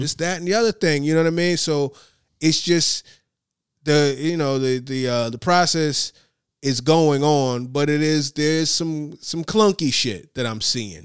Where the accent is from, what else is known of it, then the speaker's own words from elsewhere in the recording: United States; as an American